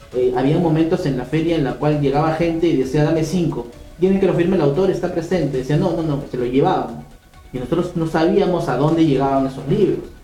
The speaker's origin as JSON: {"language": "Spanish", "country": "Peru", "said": "nosotros los peruanos somos los que empujamos"}